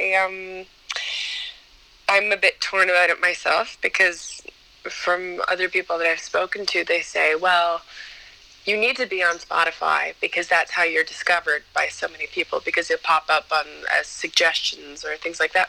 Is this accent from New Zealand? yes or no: no; Ontario, Canada; moved away as an adult; now in Montreal, Canada; was born in Montreal, but I was raised in Ontario, but just across the border from, from Quebec